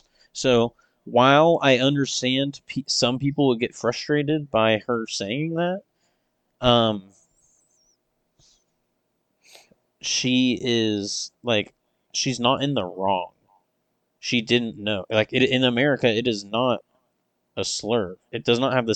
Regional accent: United States; we're American

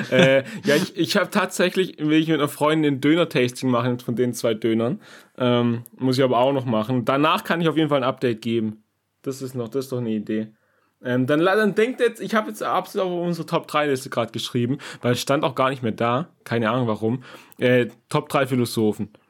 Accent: Germany; now in Japan; als ja, Deutscher

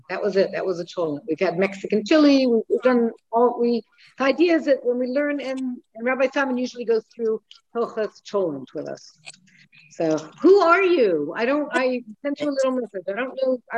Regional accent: Manchester, North West England, United Kingdom; now in Hendon, United Kingdom; over the border in Hendon. Over the border. And I'm originally Mancunian.

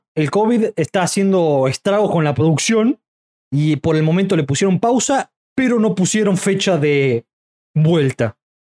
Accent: Córdoba, Argentina; Ese y yo somos de Córdoba

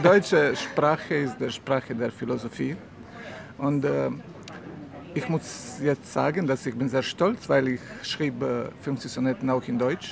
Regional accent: Mostar, Federation of Bosnia and Herzegovina, Bosnia & Herzegovina; German is a second language; now in Montenegro; ich wurde geboren in Mostar, das ist eine schöne Stadt in Bosnien-Herzegowina

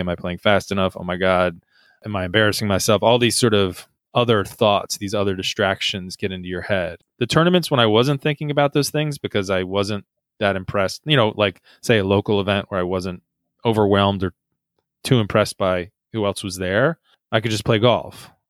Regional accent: United States; as an American

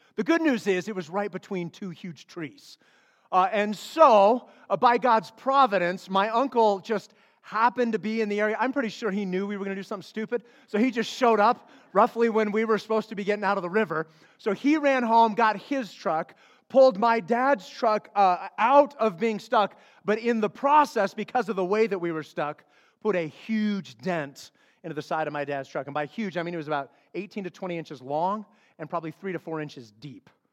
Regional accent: Flagstaff, Arizona, United States; I grew up in Flagstaff, Arizona.

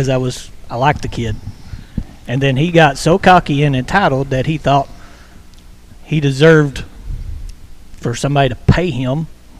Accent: Kentucky, United States; I'm from Kentucky

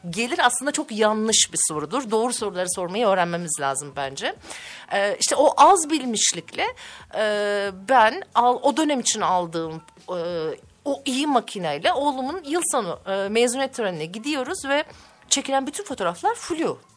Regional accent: Çanakkale, Turkey; now in Ankara, Turkey; Evet, ee, 1976 Çanakkale doğumluyum. Ee, ilk orta lise eğitimi oradaydı. Hukuk fakültesini kazandım ve Ankara'ya geldim.

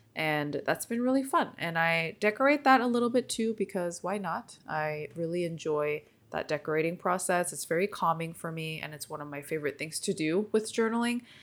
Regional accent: Seoul, grew up in California, United States; first language Korean; English is a second language; I moved to California with my parents when I was eleven years old from Seoul, Korea. And so my first language is Korean

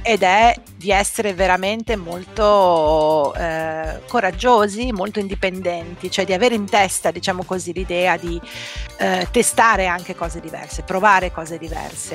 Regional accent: Treviso, Veneto, Italy; moved away; io sono di Treviso, non volevo restare a Treviso

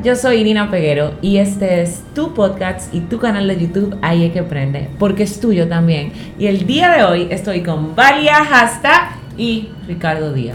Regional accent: Higüey, La Altagracia, Dominican Republic; Yo soy de un campo, yo soy de Higüey

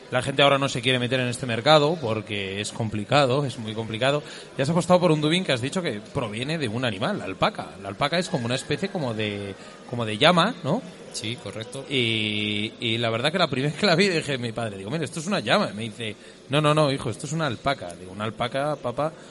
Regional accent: Valladolid, Castile and León, Spain; en mi tierra, Valladolid

